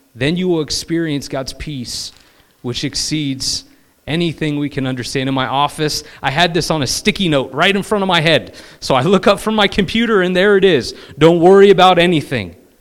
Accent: California, United States; I'm from California

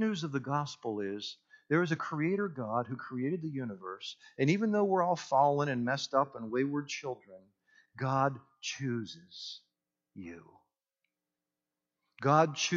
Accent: Punxsutawney, Pennsylvania, United States; I grew up in Punxsutawney, Pennsylvania, home of the groundhog, Groundhog Day, all

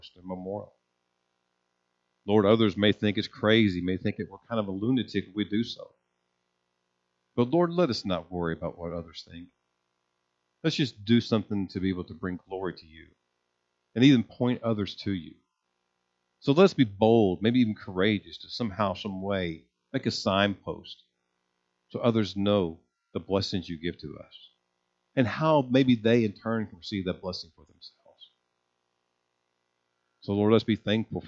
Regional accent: United States; as Americans and Christians

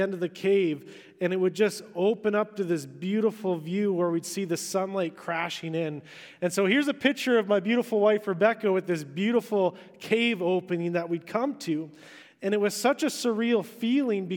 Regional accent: Vancouver Island, British Columbia, Canada; I grew up on Vancouver Island

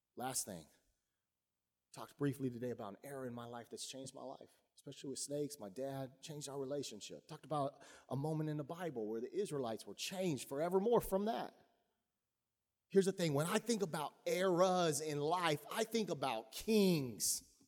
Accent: Texas, United States; I grew up in Texas.

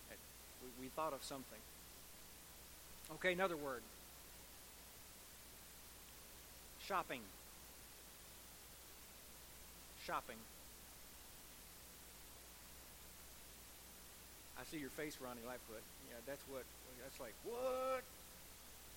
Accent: United States; as American Christians

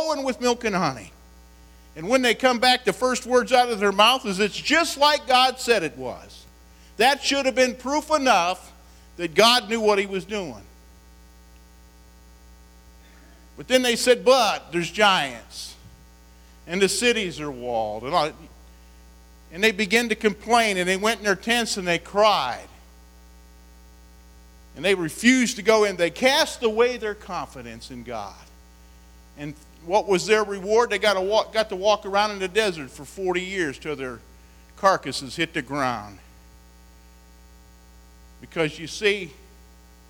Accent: West Virginia, United States; I come from West Virginia

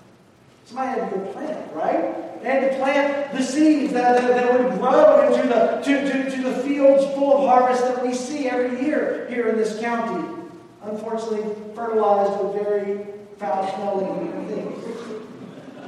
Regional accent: the South, United States; moved away; I grew up in the South

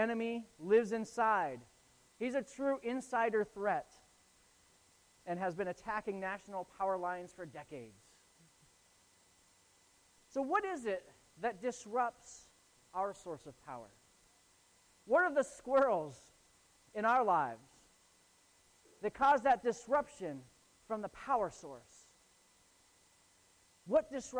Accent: Northeast Ohio, United States; now in Falmouth, United States; I grew up in Northeast Ohio, where we get feet and feet of snow, just tons of snow

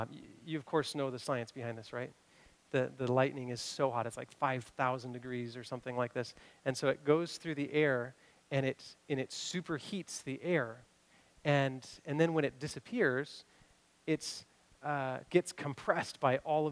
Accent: Kentucky, United States; now in Washington, United States; I grew up in Kentucky

